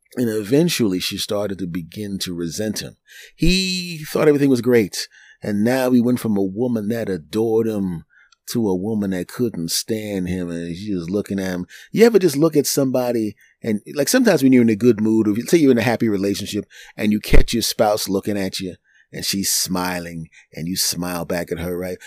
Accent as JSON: {"language": "English", "town": "Philadelphia", "region": "Pennsylvania", "country": "United States", "tie": "born or raised there", "also_born_or_lived": "New York", "moved": "yes", "said": "my hometown of Philadelphia"}